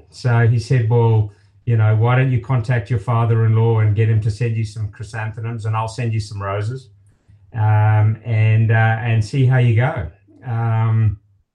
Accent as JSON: {"language": "English", "country": "Zimbabwe", "tie": "born or raised there", "also_born_or_lived": "Melbourne, Australia", "moved": "as an adult", "lives_now": "Australia", "said": "I was born and raised in Zimbabwe, and had a wonderful upbringing there. It was and is a beautiful country. My father was with Shell Oil Company and was transferred to Australia."}